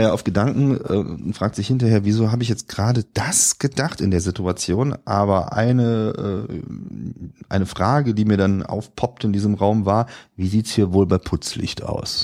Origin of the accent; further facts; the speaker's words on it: Rhineland, Germany; accent: Rhinelandic; wir zwei auch schon als Rheinländer geoutet